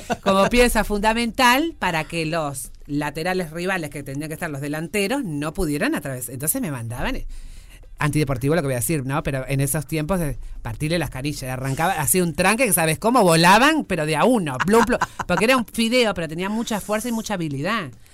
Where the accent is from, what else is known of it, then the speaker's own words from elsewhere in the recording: Uruguay; como era uruguaya